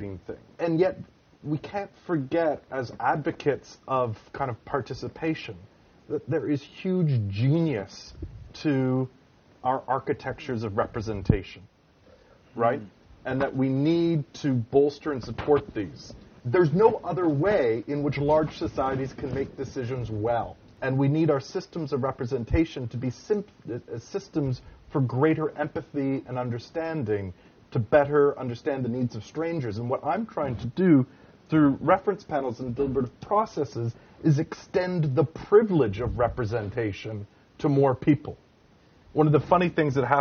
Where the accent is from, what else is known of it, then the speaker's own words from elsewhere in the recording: Canada; as a Canadian